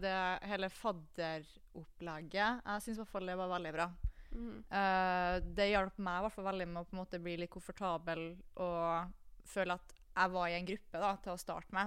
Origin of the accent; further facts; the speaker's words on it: Kristiansund, Møre og Romsdal, Norway; moved away as an adult; now in Trondheim, Norway; jeg kommer jo fra Kristiansund